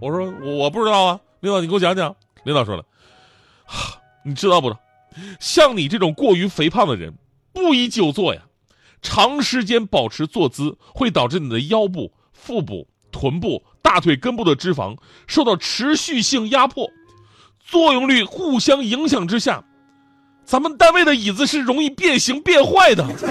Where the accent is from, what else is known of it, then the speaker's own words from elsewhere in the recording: Changchun, Jilin, China; moved away; 我们老家长春的问过，就我以前呢，在长春那个人民广场附近住，旁边有一个大庙，大庙很有名，叫做博若寺